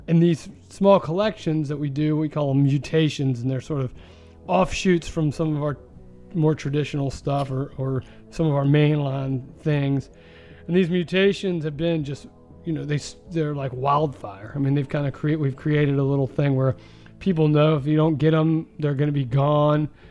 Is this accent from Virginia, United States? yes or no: yes; Richmond, Virginia, United States; I'm from Richmond, Virginia. Um, the Commonwealth of Virginia is my home, and it always will be